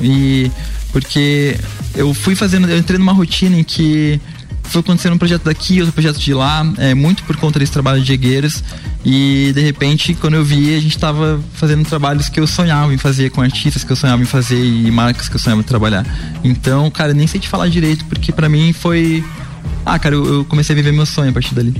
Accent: Curitiba, Paraná, Brazil; eu cresci em Curitiba, que é uma cidade com muito incentivo à cultura

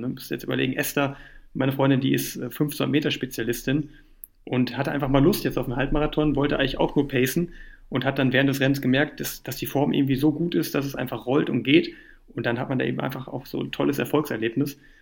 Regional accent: Düsseldorf, North Rhine-Westphalia, Germany; now in Cologne, Germany; Geburtsstadt, ne, in Düsseldorf

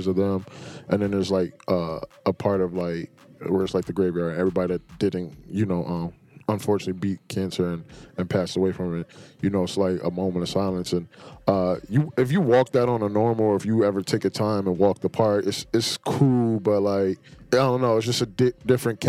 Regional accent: Harrisburg, Pennsylvania, United States; I'm from Harrisburg

